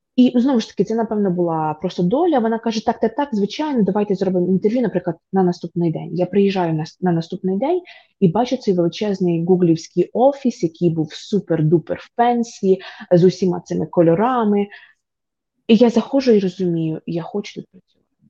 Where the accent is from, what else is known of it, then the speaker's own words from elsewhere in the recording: Vinnytsia Oblast, Ukraine; also born or lived in Poland; now in United States; я з дуже звичайної родини, тобто я з Вінницької області, я з малесенького містечка